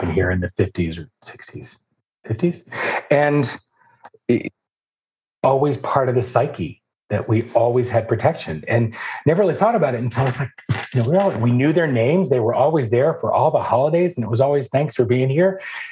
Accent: Atlanta, Georgia, United States; also born or lived in Philadelphia, Pennsylvania; my growing up in Atlanta was fascinating

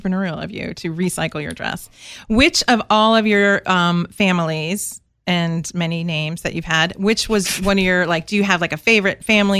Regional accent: outside D.C., Maryland, United States; now in Savannah, United States; I was born in Maryland. That's right. Yeah, outside of D.C.

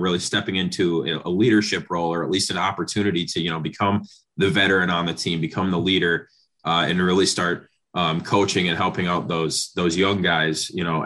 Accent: Antigo, Wisconsin, United States; I'm from Anago, and there's a bunch of small towns, northern Wisconsin

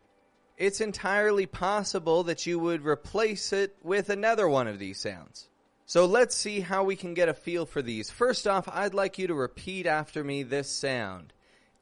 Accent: Toronto, Ontario, Canada; now in Mexico; I'm from Canada. I'm from Toronto. I do live in Mexico

